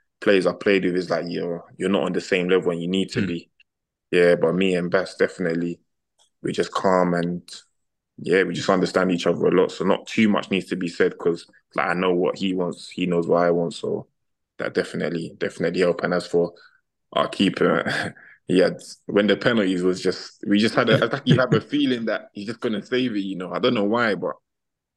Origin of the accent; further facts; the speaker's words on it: London, United Kingdom; moved away as an adult; now in Vila Nova de Gaia, Portugal; we're from London